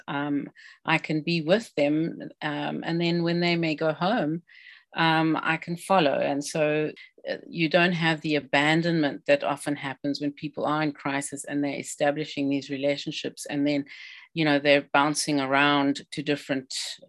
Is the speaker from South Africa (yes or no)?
yes; South Africa; now in British Columbia, Canada; I'm an immigrant. I'm a South African originally